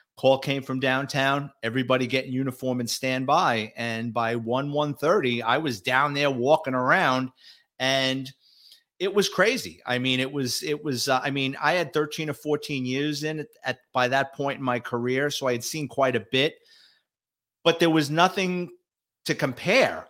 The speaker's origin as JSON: {"language": "English", "town": "New York City", "region": "New York", "country": "United States", "tie": "born or raised there", "moved": "as an adult", "lives_now": "Florida, United States", "said": "I'm a Bronx kid, born and raised in New York City, lower middle class family"}